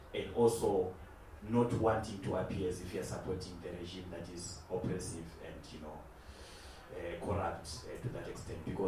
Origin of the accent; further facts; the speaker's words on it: Zimbabwe; I come from Zimbabwe